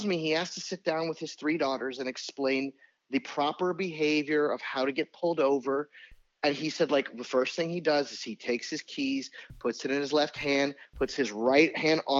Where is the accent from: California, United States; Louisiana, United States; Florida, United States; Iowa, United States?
Louisiana, United States; New Orleans; also born or lived in New York; now in Virginia, United States; I'm a Saints fan because I'm from New Orleans